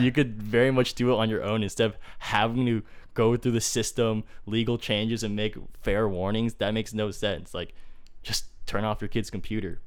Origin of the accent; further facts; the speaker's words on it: Fremont, California, United States; my hometown in Fremont